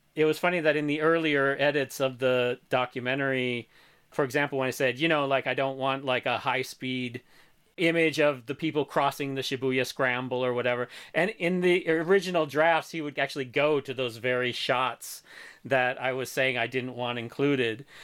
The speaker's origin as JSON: {"language": "English", "region": "Missouri", "country": "United States", "tie": "born or raised there", "moved": "yes", "said": "my hometown in Missouri"}